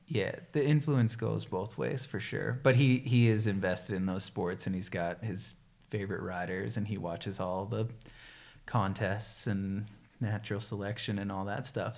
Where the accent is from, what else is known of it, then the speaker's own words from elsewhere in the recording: right outside of Boston, Massachusetts, United States; moved away; I can't say I'm actually from Boston because it's right outside of Boston, so people from actual Boston would get pissed. But it was sweet growing up in Massachusetts